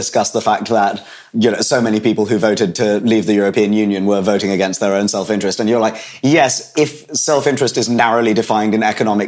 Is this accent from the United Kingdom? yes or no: yes; United Kingdom; I was born in Britain and have lived here my whole life